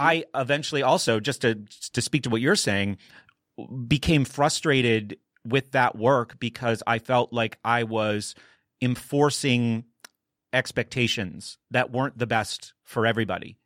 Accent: New Hampshire, United States; I grew up in New Hampshire

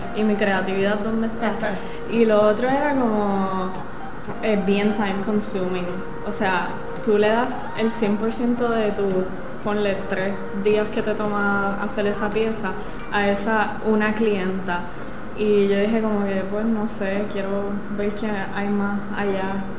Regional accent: Puerto Rico; moved away as an adult; also born or lived in New York / Italy; Yo estando fuera de Puerto Rico, ahí comienza como que esa nostalgia de eh, estar lejos del mar, el mar donde yo nací

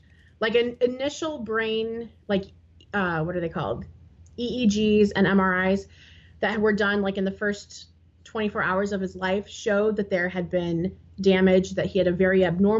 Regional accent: Peoria, Illinois, United States; we are from and located the Peoria area, Illinois

